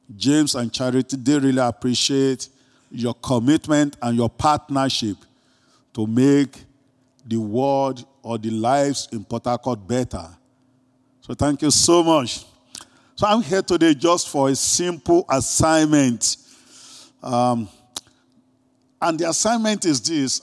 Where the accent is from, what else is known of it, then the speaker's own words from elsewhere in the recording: Greece; accent: Greek; my Greek accent